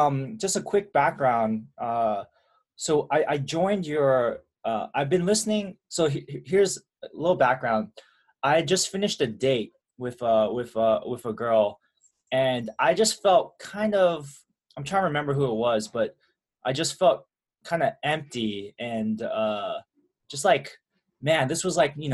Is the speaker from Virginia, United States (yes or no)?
no; Milpitas, California, United States; I grew up in a town called Milpitas. Parents are from Taiwan